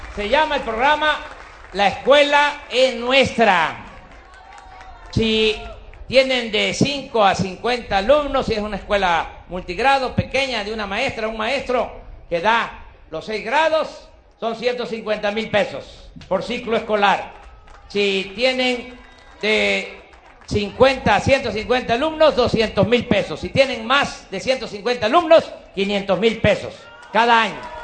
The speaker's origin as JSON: {"language": "Spanish", "country": "Mexico"}